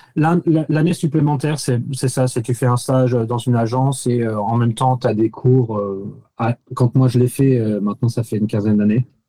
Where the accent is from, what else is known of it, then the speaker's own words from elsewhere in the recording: France; accent: French; moved away as an adult; also born or lived in Paris; now in New York, United States; j'étais archi français